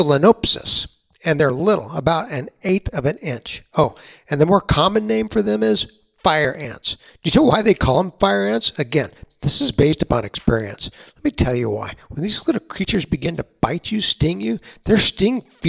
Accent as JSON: {"language": "English", "town": "San Antonio", "region": "Texas", "country": "United States", "tie": "born or raised there", "said": "Growing up in San Antonio, Texas"}